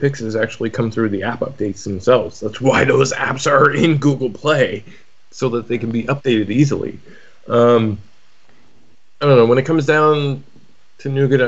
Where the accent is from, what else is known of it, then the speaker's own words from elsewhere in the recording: Canada; being Canadian